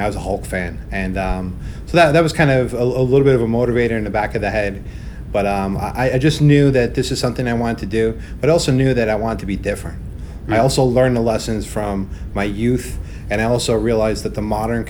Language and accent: English; New York City, New York, United States; I grew up in Brooklyn